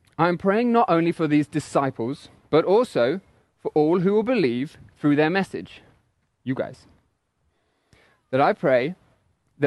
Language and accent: English; England, United Kingdom; accent: English; moved away; my English accent